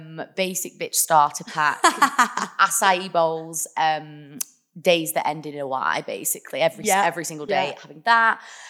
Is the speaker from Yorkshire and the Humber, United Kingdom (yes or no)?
no; Blackburn, North West England, United Kingdom; also born or lived in Australia; I'm from Blackburn.